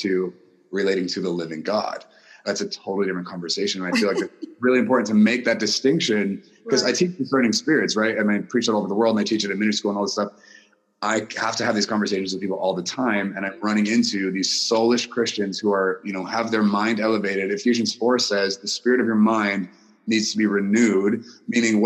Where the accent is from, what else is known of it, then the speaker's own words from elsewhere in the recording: Guam; I was born in Guam. My mom is American. My dad is Japanese. So I was raised by two different cultures in a culture that was neither of theirs